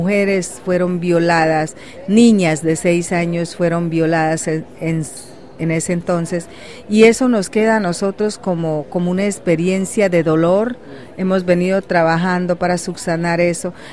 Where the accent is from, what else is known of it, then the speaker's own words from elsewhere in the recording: Amazon region, Colombia; yo soy indígena huitoto de la Amazonía colombiana.